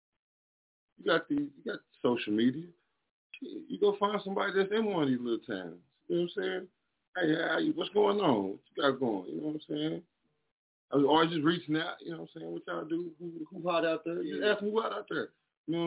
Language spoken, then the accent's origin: English; Texas, United States; moved away; I'm from Texas